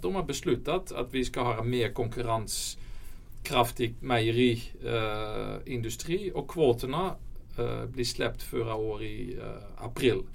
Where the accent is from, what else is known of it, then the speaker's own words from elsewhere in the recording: Netherlands; Swedish is a second language; now in Sweden; Jag, jag, kommer från Holland så min, mm. min svenska är inte alltid perfekt.